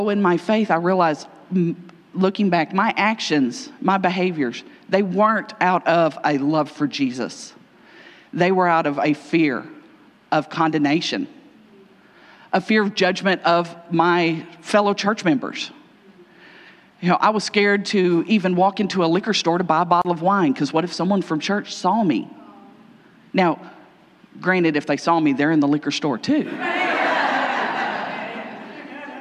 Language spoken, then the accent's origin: English; Kentucky, United States; I'm from Kentucky.